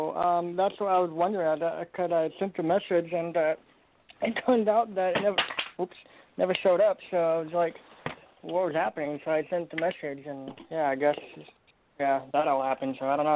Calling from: Portland, Oregon, United States; I'm calling from Portland, Oregon.

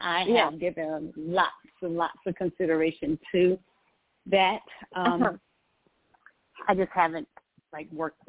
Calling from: Georgia, United States; I'm calling from Georgia.

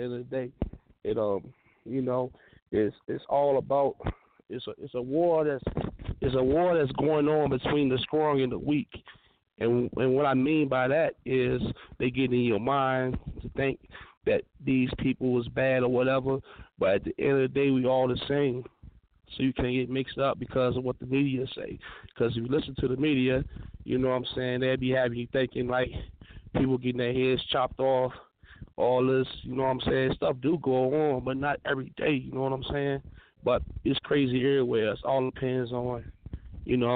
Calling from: New Mexico, United States; I'm calling from New Mexico, man. Out that 505

